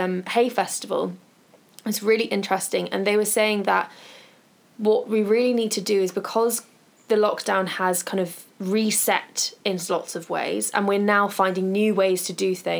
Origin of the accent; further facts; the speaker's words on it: United Kingdom; we're British